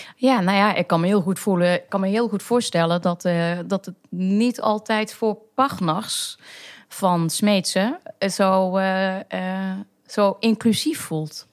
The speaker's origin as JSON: {"language": "Dutch", "town": "Maastricht", "region": "Limburg", "country": "Netherlands", "tie": "born or raised there", "also_born_or_lived": "North Brabant / Utrecht", "said": "ik kom inderdaad uit Maastricht. Geboren en getogen"}